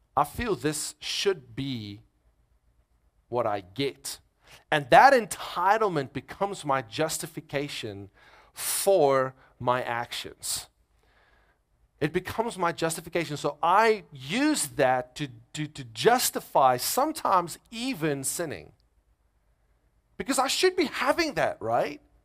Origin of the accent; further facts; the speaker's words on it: South Africa; moved away as an adult; now in United States; I'm from South Africa